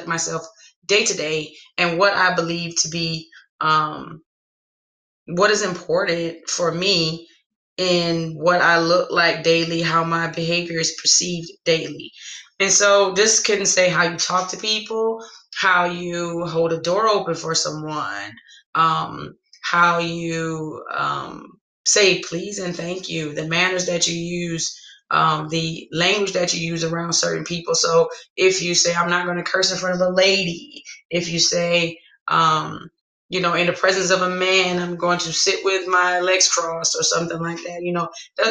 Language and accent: English; the South, United States; I'm from the South.